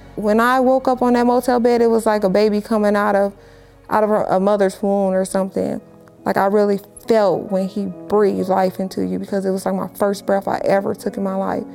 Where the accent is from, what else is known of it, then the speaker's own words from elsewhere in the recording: Los Angeles, California, United States; I'm born and raised in Los Angeles, California